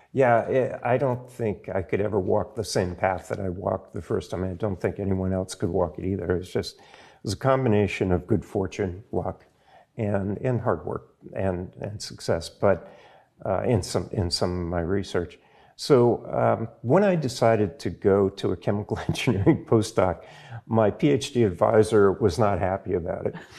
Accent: Providence, Rhode Island, United States; I grew up in Providence

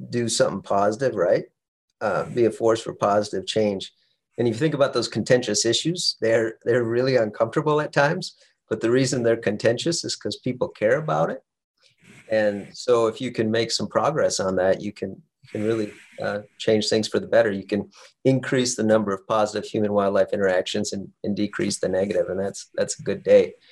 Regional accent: Western South Dakota, United States; moved away as an adult; now in Alaska, United States; I grew up in Western South Dakota, hunting with my father, my older brother

